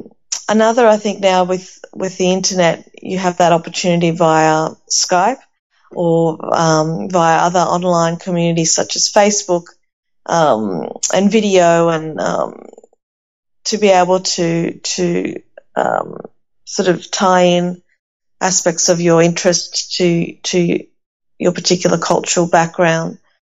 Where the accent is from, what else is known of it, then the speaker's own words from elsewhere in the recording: Athens, Attica, Greece; now in Australia; And where I was born in Athens and grew up in a unit complex, an apartment, a small apartment.